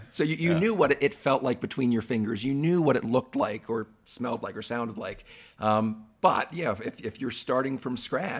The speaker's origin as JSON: {"language": "English", "country": "U.S. Virgin Islands", "tie": "born or raised there", "moved": "yes", "said": "I grew up in the Virgin Islands"}